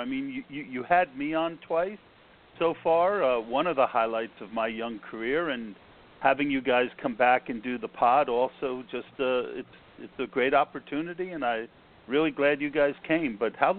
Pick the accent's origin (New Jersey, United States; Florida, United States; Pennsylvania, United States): New Jersey, United States; also born or lived in New York; I grew up in New Jersey, lived in New York.